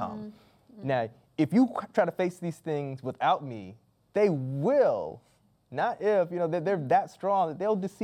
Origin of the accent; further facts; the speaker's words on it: Florida, United States; Growing up in Florida, we knew seasonally hurricanes were going to come